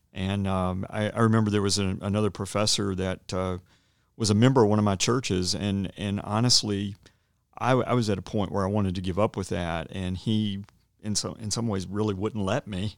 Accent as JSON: {"language": "English", "town": "Roanoke", "region": "Virginia", "country": "United States", "tie": "born or raised there", "also_born_or_lived": "Dallas / Cedarville", "said": "I'm from the area. I grew up in Roanoke"}